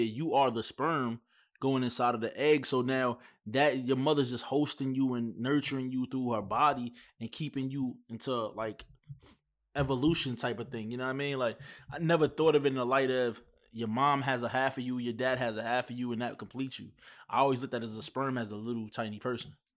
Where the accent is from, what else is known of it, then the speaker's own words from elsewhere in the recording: New York, United States; moved away; I'm from New York